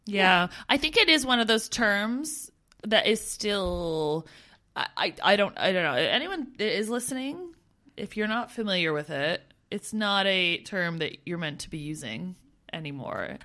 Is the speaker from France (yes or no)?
no; Canada; moved away as an adult; as a Canadian